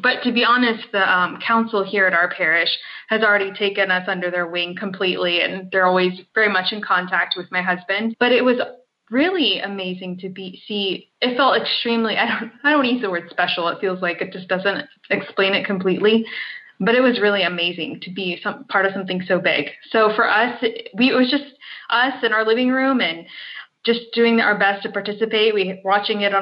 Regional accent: United States; I'm from the United States.

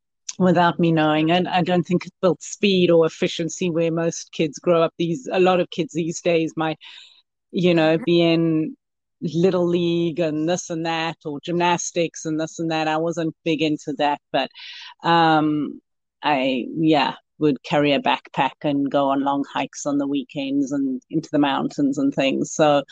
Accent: South Africa; now in Yuba City, United States; Africa, and I came to Yuba City in 2003 because I knew the US was a playground.

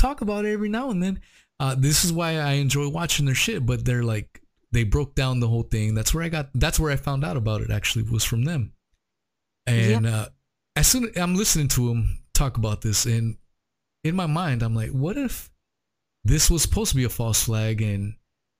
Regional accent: United States; as an American

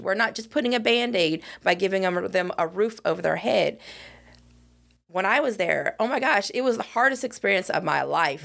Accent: West Coast, United States; moved away as an adult; I hail from the West Coast

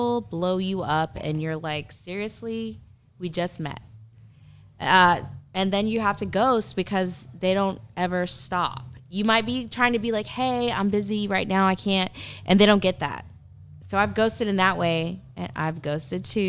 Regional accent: Texas, United States; I'm from Texas

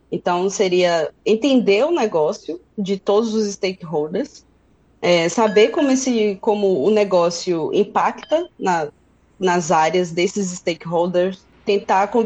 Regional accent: Feira de Santana, Bahia, Brazil; now in Berlin, Germany; eu moro aqui em Berlim já tem um pouco mais de um ano, mas eu sou do interior da Bahia, de Feira de Santana.

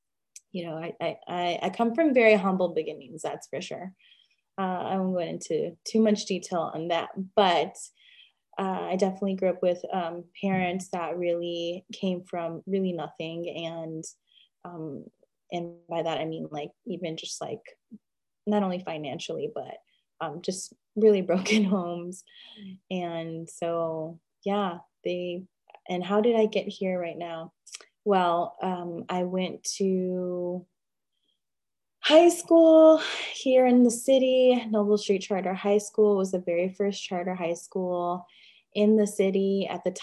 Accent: Chicago, Illinois, United States; also born or lived in Pilsen, Chicago; I grew up in Chicago. Chicago is my hometown.

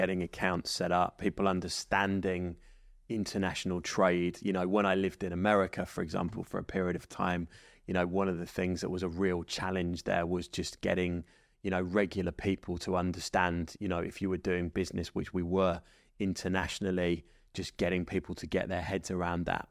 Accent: England, United Kingdom; now in Dubai, United Arab Emirates; as English people

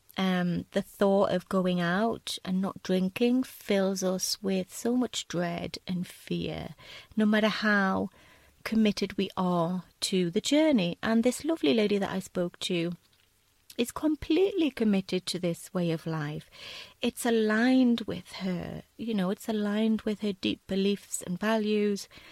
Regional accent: United Kingdom; also born or lived in south of Spain; now in Spain; being British

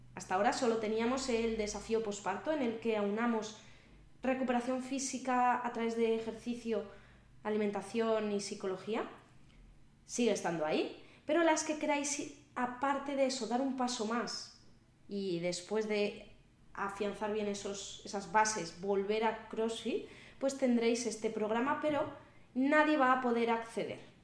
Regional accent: Valladolid, Castile and León, Spain; están siendo las fiestas de mi ciudad, yo soy de Valladolid

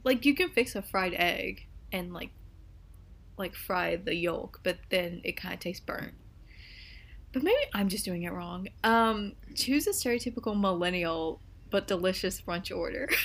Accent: United States; I'm American

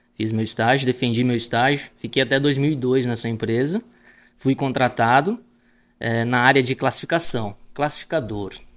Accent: Palmares do Sul, Rio Grande do Sul, Brazil; moved away; É, sou gaúcho, né? Nasci em Palmares do Sul, é né? uma cidade que fica no leste do estado do Rio Grande do Sul

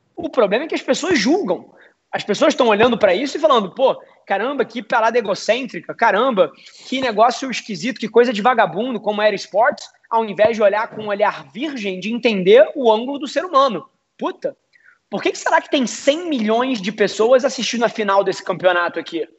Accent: Rio de Janeiro, Brazil; eu sou carioca, 29 anos

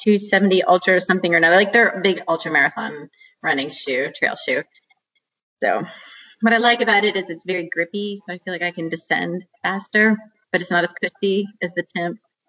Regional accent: Southwest Virginia, United States; I grew up in Southwest Virginia

